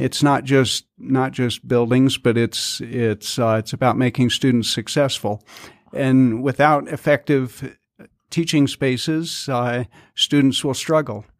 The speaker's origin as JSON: {"language": "English", "region": "Colorado", "country": "United States", "tie": "born or raised there", "also_born_or_lived": "Salt Lake City, Utah", "moved": "as an adult", "lives_now": "Southern Utah, United States", "said": "I grew up in Colorado"}